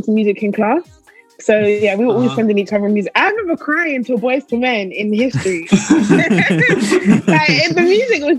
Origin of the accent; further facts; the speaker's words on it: London, United Kingdom; I grew up in Southeast London, a place called Camberwell